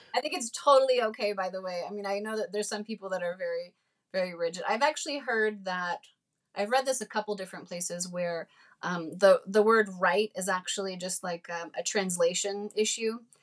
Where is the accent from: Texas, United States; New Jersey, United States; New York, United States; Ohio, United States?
New Jersey, United States; growing up in New Jersey